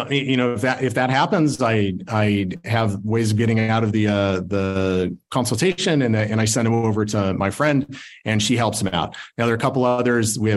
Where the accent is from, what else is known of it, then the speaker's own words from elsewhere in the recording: Salt Lake City, Utah, United States; But I'm from Salt Lake, so we got to do you know we got to do different things out here.